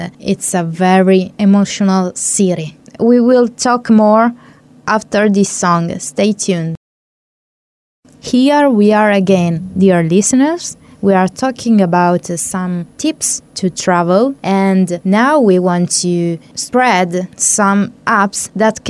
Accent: Italy; now in Hungary; we are in Hungary and I come from Italy where we use euros

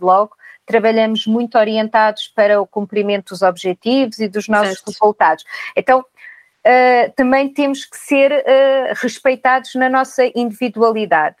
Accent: Castelo Branco, Portugal; moved away as an adult; now in Lisbon, Portugal; albicastrense, vim de Castelo Branco com a mala de cartão aos 18 anos para Lisboa

